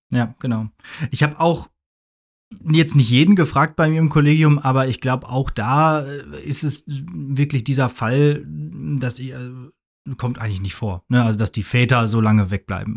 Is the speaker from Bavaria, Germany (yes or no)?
no; Ruhr area, North Rhine-Westphalia, Germany; moved away; in 60 Kilometer entfernte Ruhrgebiet, in den Pott, aus dem ich auch komme